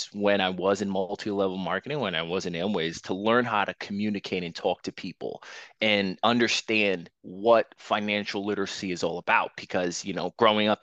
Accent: New York City, New York, United States; moved away as an adult; now in Houston, United States; I'm born and raised in Queens, New York

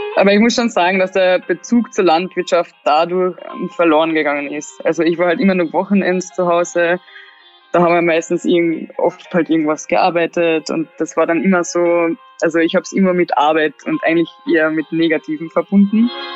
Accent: Klagenfurt, Carinthia, Austria; moved away as an adult; now in Vienna, Austria; ich bin eigentlich schon in der Stadt aufgewachsen, weil ich ja, wie gesagt, im Internat war, seitdem, also ab zehn. Und da war ich in Klagenfurt, also das ist die ähm, Landeshauptstadt von Kärnten. Und da bin ich halt aufgewachsen

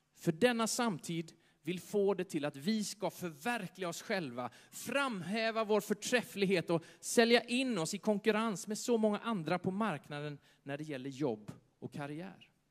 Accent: Sweden; Tänk att vi föddes i Sverige

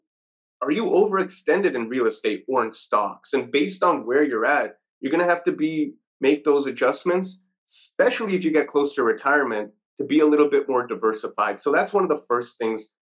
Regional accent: Toronto, Ontario, Canada; I'm from Toronto.

